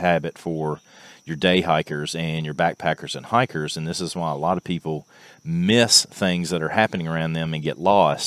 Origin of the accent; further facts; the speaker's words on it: Clark County, Kentucky, United States; I'm from Clark County, Kentucky